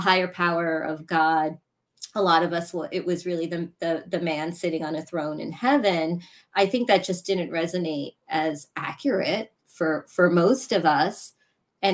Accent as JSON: {"language": "English", "country": "Pakistan", "said": "I'm Pakistani"}